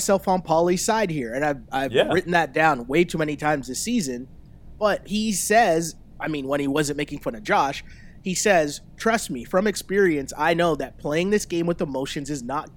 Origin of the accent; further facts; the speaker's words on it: Toronto, Ontario, Canada; we're both from Toronto